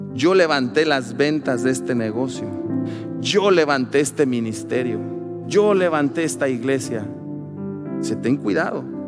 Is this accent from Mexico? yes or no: yes; Mexico